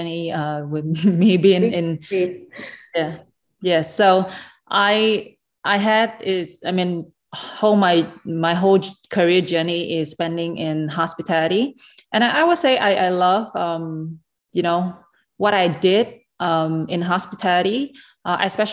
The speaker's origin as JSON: {"language": "English", "country": "Vietnam", "tie": "born or raised there", "moved": "yes", "lives_now": "Dubai, United Arab Emirates", "said": "when I was a little kid in Vietnam"}